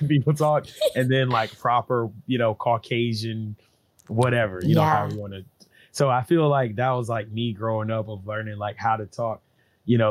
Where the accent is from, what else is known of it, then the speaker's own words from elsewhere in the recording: Columbus, Georgia, United States; I was born in Columbus, Georgia.